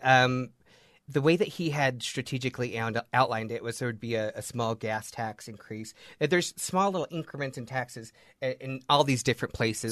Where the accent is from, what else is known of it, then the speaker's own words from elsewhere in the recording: Layton, Utah, United States; I was born and raised in Layton